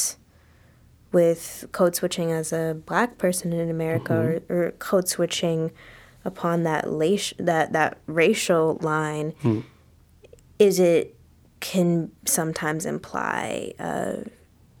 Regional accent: Los Angeles, California, United States; I grew up in South

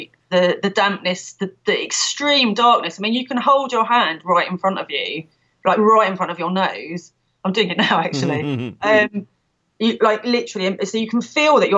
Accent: London, United Kingdom; now in Ludlow, United Kingdom; I'm from London originally, as I'm sure listeners will be able to tell from my accent

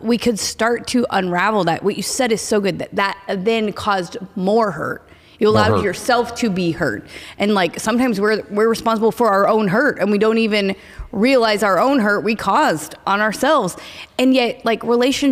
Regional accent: Oklahoma, United States; I am from Oklahoma.

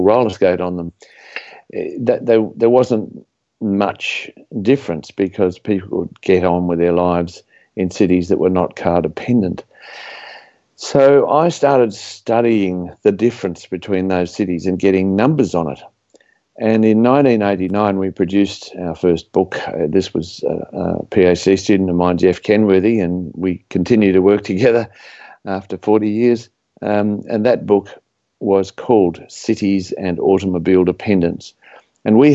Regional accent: Australia; I was grew up as an Australian suburban person

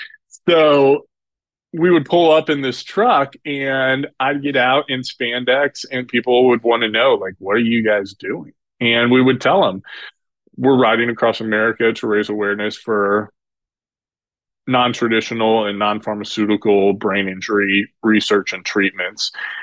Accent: Indianapolis, Indiana, United States; I grew up in Indianapolis, Indiana.

